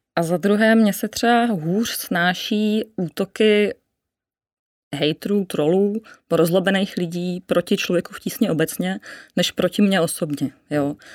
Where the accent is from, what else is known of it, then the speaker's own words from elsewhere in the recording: Sudetenland, Czechia; now in Prague, Czech Republic; já jsem ze Sudet, eh, dcera zdravotní sestry a dělníka